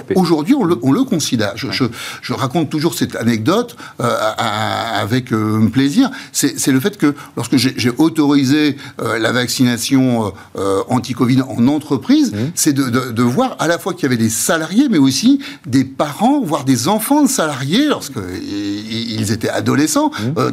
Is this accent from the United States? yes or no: no; France; nous-mêmes, en tant que Français